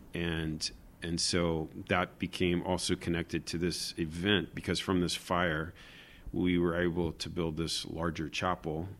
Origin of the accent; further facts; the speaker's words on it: Florida, United States; moved away as an adult; also born or lived in Jerusalem; now in Israel; I'm originally from Florida